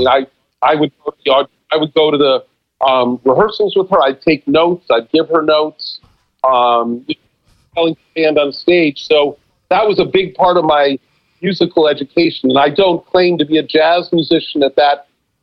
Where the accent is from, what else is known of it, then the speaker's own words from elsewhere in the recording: New York City, New York, United States; I grew up in Manhattan on Park Avenue